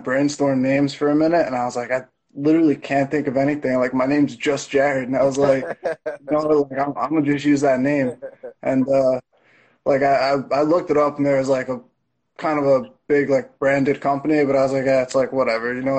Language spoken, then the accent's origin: English; New Jersey, United States; I'm from New Jersey, not too far from the city